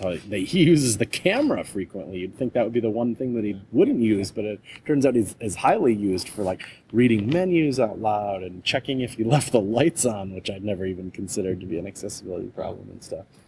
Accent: Wisconsin, United States; moved away as an adult; also born or lived in Florida / Palo Alto, California; I moved back home to my home state of Wisconsin, which is kind of right in the middle of the U.S.

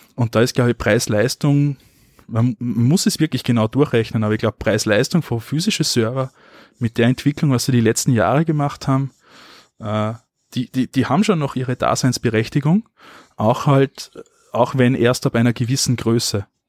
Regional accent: Austria; bei uns in Österreich

